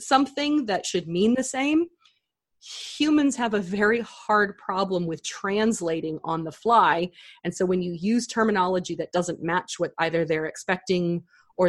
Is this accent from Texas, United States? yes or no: yes; Texas, United States; down here in Texas, we say y'all a lot